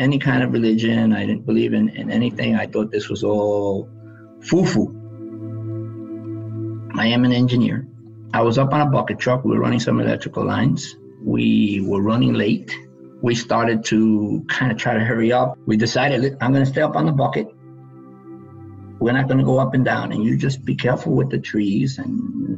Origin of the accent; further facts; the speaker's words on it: New York City, New York, United States; I grew up in the South Bronx